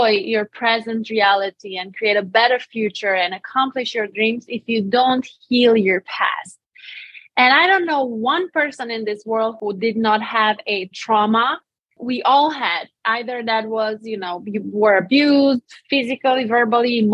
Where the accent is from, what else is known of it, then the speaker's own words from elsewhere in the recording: Romania; accent: Romanian; English is a second language; moved away as an adult; now in Tampa, United States; I'm Romanian. That's why I have an accent